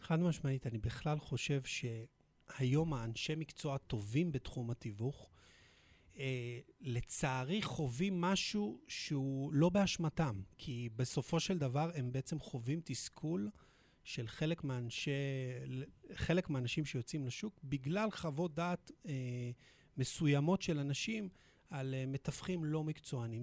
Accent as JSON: {"language": "Hebrew", "town": "Petah Tikva", "region": "Central District", "country": "Israel", "tie": "born or raised there", "said": "נולדתי בפתח תקווה"}